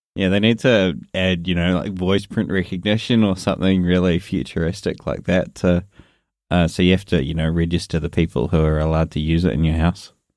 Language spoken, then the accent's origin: English; New Zealand; accent: New Zealand; my New Zealand accent